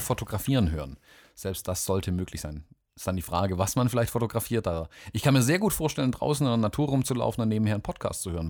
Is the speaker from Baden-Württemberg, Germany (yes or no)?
yes; Swabia, Baden-Württemberg, Germany; also born or lived in Southern United States; als Schwabe